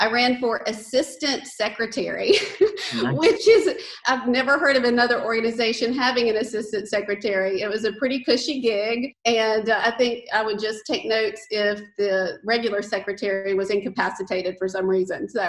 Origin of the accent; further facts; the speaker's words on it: Archdale, North Carolina, United States; So I grew up in Archdale, North Carolina. It's a small town in Randolph County